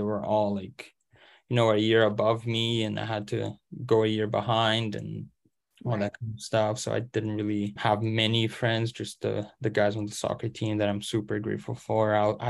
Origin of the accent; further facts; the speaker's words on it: Canada; English is a second language; moved away; So especially just because I came from Canada, I didn't know English and I had to go through that entire process first.